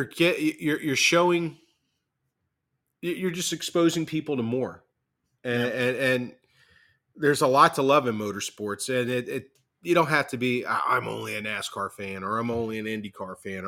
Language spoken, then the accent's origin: English; United States; I had a lot of pride as an American.